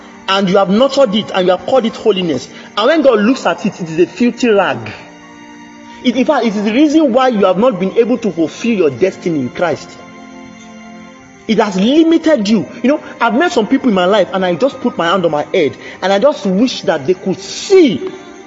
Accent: Oye-Ekiti, Ekiti, Nigeria; I'm from Oye Ekiti

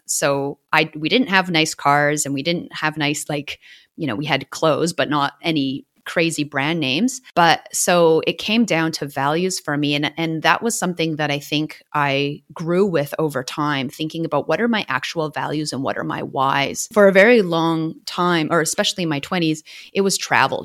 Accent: Canada; now in Melbourne, Australia; I'm a Canadian living in Wurundjeri land in Australia, also known as Melbourne.

